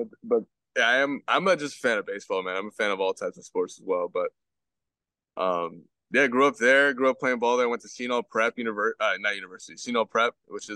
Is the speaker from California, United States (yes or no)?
no; Belleville, New Jersey, United States; So I grew up in New Jersey, North Jersey to be specific. I grew up in this town right outside of North New Jersey, North. It's called Belleville